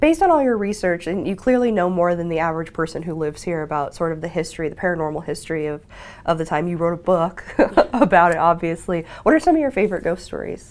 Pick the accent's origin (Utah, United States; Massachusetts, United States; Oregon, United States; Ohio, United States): Utah, United States; Ogden; I'm from Ogden